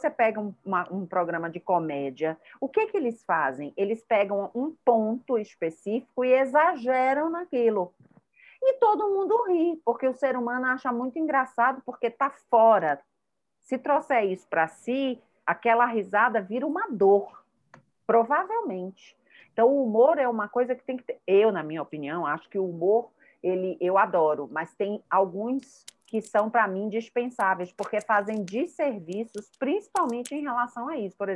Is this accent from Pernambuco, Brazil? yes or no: no; Rio de Janeiro, Brazil; born there; also born or lived in Bahia / São Paulo; Eu sou nascida no Rio, mas me considero baiana e me considero paulista, me considero do mundo.